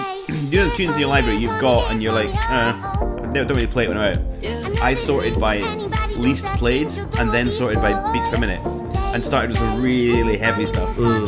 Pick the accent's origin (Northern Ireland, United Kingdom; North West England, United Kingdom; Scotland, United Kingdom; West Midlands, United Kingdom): Scotland, United Kingdom; Inverurie; moved away; Inveruni, which is where I grew up.